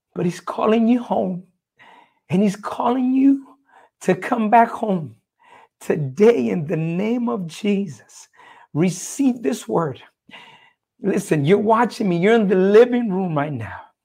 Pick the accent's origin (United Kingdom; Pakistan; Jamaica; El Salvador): El Salvador; I'm originally from El Salvador, Central America